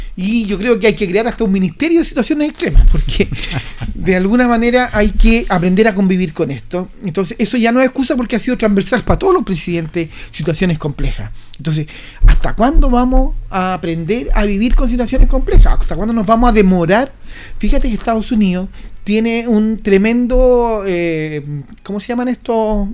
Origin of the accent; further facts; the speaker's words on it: Chile; como chileno